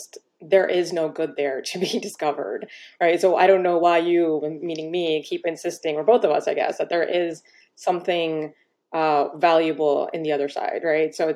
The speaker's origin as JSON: {"language": "English", "town": "Miami", "region": "Florida", "country": "United States", "tie": "born or raised there", "said": "I grew up in Miami, Florida"}